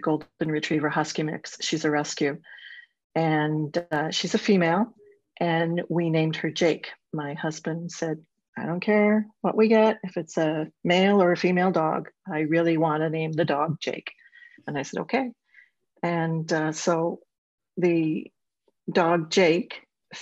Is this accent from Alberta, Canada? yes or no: no; Ontario, Canada; I'm a Canadian. I live in Southern Ontario